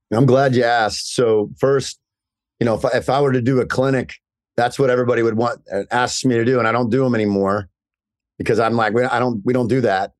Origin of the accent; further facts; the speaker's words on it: Indiana, United States; now in New Jersey, United States; I'm from Indiana